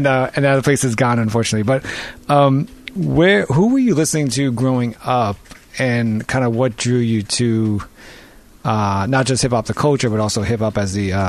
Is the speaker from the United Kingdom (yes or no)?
no; New York, United States; I'm born and raised in New York.